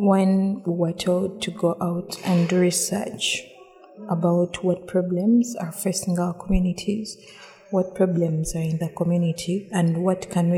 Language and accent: English; Uganda; growing up in Uganda